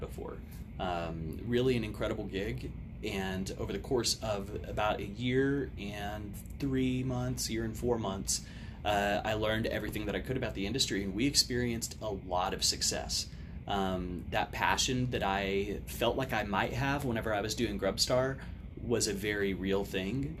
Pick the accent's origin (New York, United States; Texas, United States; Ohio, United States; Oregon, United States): Texas, United States; Odessa; being born and raised in Odessa